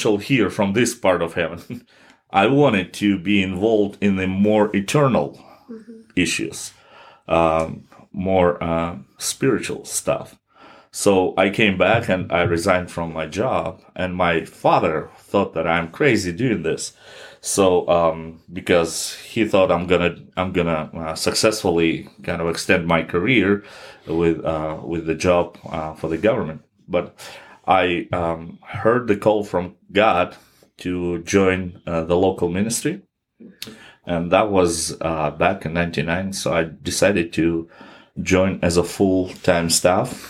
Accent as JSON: {"language": "English", "country": "Kazakhstan", "said": "my church, my home country"}